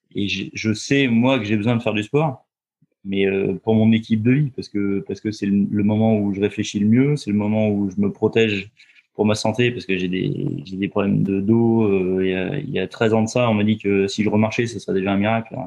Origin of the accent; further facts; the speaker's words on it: Roanne, Auvergne-Rhône-Alpes, France; moved away as an adult; now in Loir-et-Cher, France; je suis, originaire de Rhône-Alpes, je suis né à Rouen, à côté de Saint-Étienne. Euh, j'ai vécu beaucoup de temps euh, en Rhône-Alpes, 25 ans